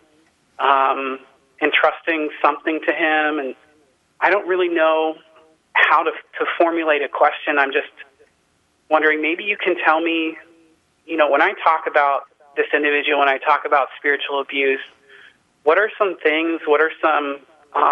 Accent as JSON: {"language": "English", "town": "Cincinnati", "region": "Ohio", "country": "United States", "tie": "born or raised there", "moved": "yes", "said": "I grew up in Cincinnati"}